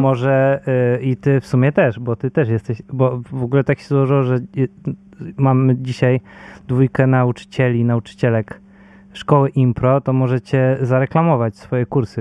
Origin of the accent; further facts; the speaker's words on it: Bydgoszcz, Kuyavian-Pomeranian Voivodeship, Poland; ja jestem z Bydgoszczy